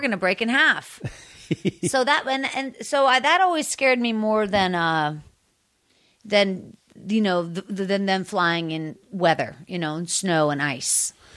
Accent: Pittsburgh, Pennsylvania, United States; moved away; also born or lived in Washington, D.C.; I'm from Pittsburgh

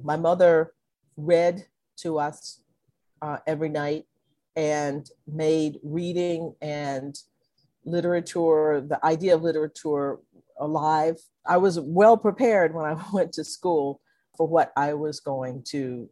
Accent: Conroe, Texas, United States; also born or lived in Livingston, Texas; when I was about 6 months old, my parents moved to Conroe, Texas, where I grew up

